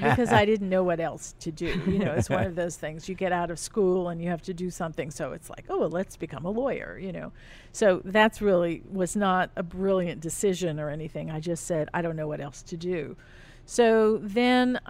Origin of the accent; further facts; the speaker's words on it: New Orleans, Louisiana, United States; I was born in New Orleans